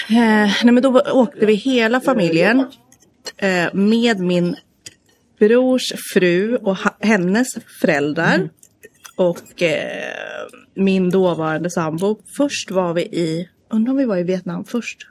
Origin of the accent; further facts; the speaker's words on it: outside Stockholm, Stockholm County, Sweden; moved away as an adult; also born or lived in South Korea; now in Gothenburg, Sweden; jag är uppvuxen utanför Stockholm